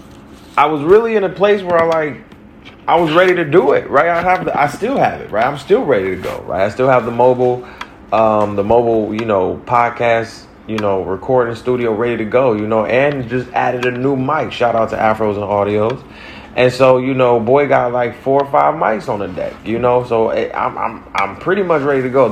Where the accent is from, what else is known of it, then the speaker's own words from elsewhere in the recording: Detroit, Michigan, United States; also born or lived in Orlando, Florida / Brooklyn, New York / East Harlem, New York; now in New York, United States; Detroit is my hometown